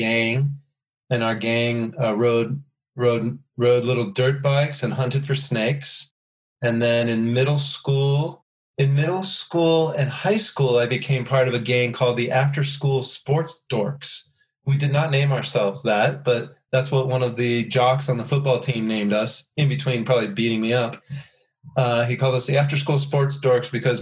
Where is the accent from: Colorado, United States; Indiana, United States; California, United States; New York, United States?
Colorado, United States; southeast of Denver; I grew up southeast of Denver in Colorado, out on the outskirts of suburbia